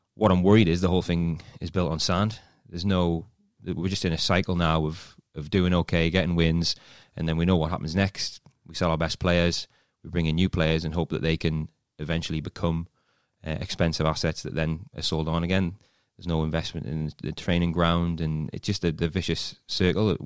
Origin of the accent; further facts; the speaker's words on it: Newcastle upon Tyne, North East England, United Kingdom; accent: Geordie; moved away as an adult; now in London, United Kingdom; As soon as you get over the bridge, I'm, I'm like, I'm home, my accent gets broader